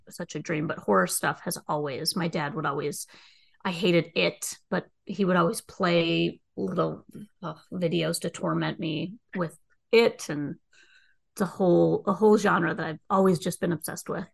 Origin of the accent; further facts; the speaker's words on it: Minnesota, United States; moved away; I'm originally from Minnesota